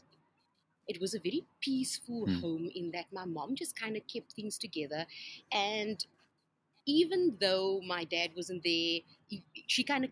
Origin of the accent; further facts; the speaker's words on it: Somerset West, Western Cape, South Africa; I grew up in Somerset West